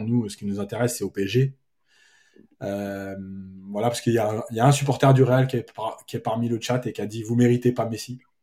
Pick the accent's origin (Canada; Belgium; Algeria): Algeria; now in Paris, France; je suis algérien